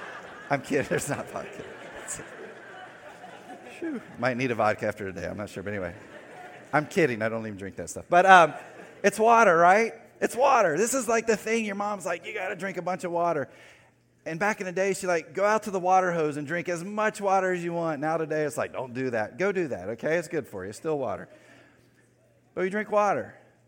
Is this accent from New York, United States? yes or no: no; North Carolina, United States; Especially if you're from the area I grew up in North Carolina, the western part